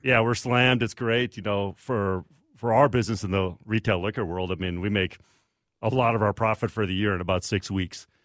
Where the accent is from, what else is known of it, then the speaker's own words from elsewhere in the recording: Redwood Falls, Minnesota, United States; also born or lived in Iowa / Milwaukee / Chicago; I grew up in Redwood Falls, Southwest Minnesota